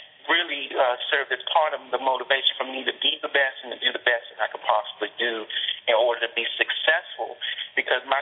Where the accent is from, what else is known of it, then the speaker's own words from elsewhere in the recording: Washington, District of Columbia, United States; I am a native Washingtonian, born and raised in Washington, D.C., and in fact grew up in the Anacostia section of Southeast Washington, D.C.